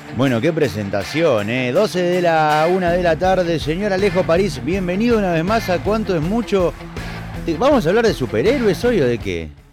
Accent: Argentina; un jugo multifrutal que somos los argentinos

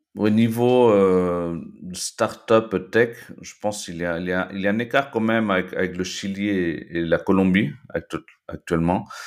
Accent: Lima, Peru; moved away as an adult; also born or lived in Belgium / Nice, France / Toulouse, France; now in France; je suis né en Belgique en fait il, euh, il y a 36 ans. Et après avoir vécu quelques années là-bas, mes parents péruviens sont rentrés au Pérou et du coup, euh, je fais mes études dans un lycée franco-péruvien, le lycée euh, français de, Lima

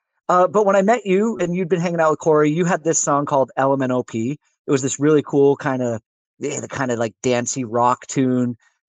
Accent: Vermont, United States; growing up in Vermont, And having come from Vermont

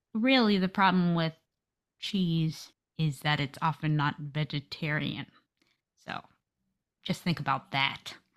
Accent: United States; I'm American

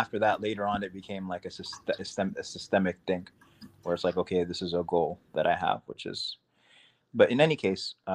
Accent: New York City, New York, United States; also born or lived in Sudan; I grew up in Queens, New York

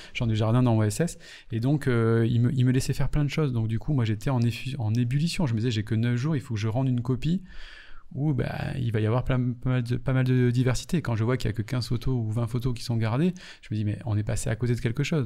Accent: Martinique; moved away; also born or lived in Paris; quand je suis arrivé à Paris, moi je venais de Martinique

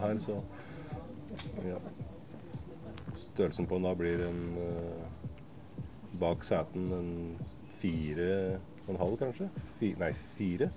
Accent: Hamar, Innlandet, Norway; er jo fra Hamar

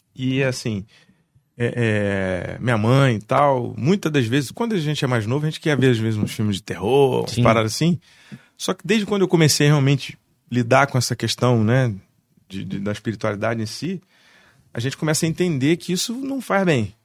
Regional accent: Barra do Piraí, Rio de Janeiro, Brazil; now in Vassouras, Brazil; Eu sou barrense. Sim, sim. É nasci em Barra, fui morar no Rio, morei justo Fora, morei seis anos no Rio, aí voltei, fiquei um ano em Barra

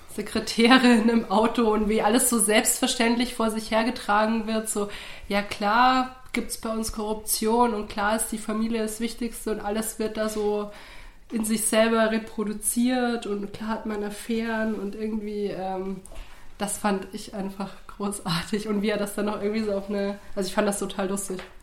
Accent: Bavaria, Germany; als geborene Bayerin

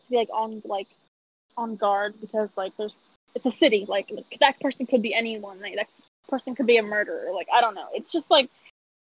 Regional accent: York County, Pennsylvania, United States; moved away as an adult; now in Washington, D.C., United States; I am from York County, Pennsylvania, which is not fun. My high school had 99 people in its graduating class

